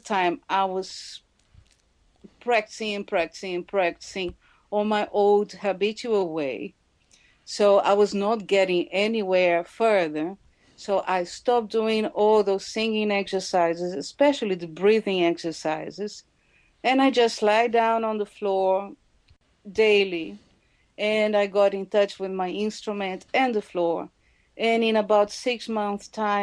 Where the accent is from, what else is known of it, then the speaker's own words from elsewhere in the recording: Brazil; moved away; I come from Brazil